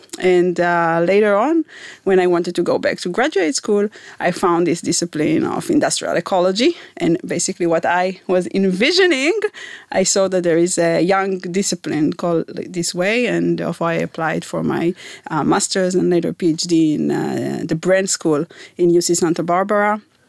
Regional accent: Ra'anana, Central District, Israel; I'm originally from Ranana. I grew in Israel all of my childhood.

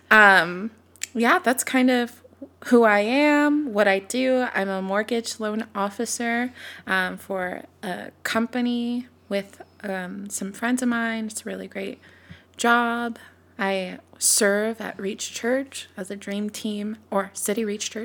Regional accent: Sacramento, California, United States; moved away as an adult; now in Texas, United States; I was born and raised in Sacramento, California, moved to Texas, almost exactly four years ago.

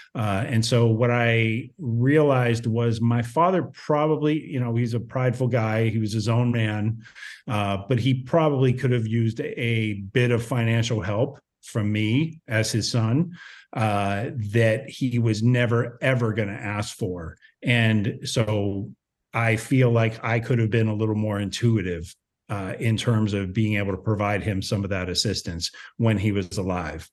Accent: Ohio, United States; moved away; also born or lived in Los Angeles; I grew up in Ohio. So, you know, a very small town in Ohio

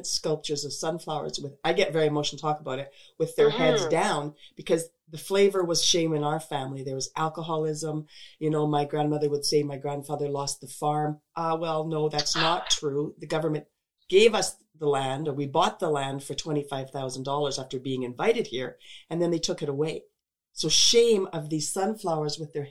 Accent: Crowsnest Pass, Alberta, Canada; we're not from here, right? We're from the Crow's Nest Pass

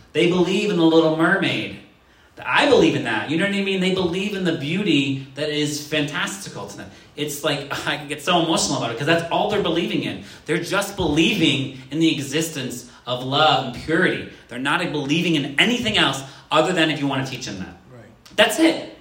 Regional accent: Worcester, Massachusetts, United States; I grew up in Worcester, Massachusetts.

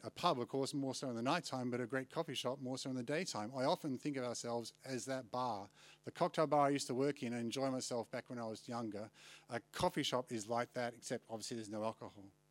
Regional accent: Australia; moved away as an adult; now in London, United Kingdom; if I'm from Australia

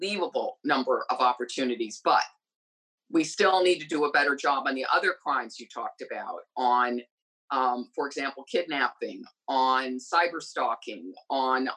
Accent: Wheaton, Illinois, United States; I was raised in Wheaton, Illinois, where the evangelicals essentially ran the government and the schools.

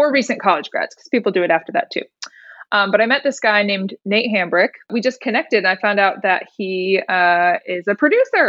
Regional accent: Indiana, United States; moved away as an adult; now in Nashville, United States; I'm actually from Indiana. So I grew up in Indiana

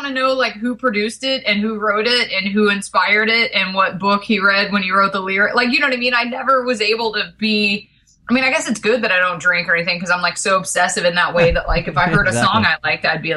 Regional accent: Georgia, United States; I grew up in Georgia

